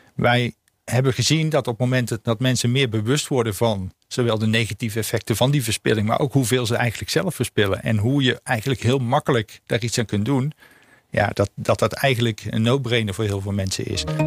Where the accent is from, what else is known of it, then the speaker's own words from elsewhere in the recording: North Brabant, Netherlands; moved away; ik kom oorspronkelijk uit Brabant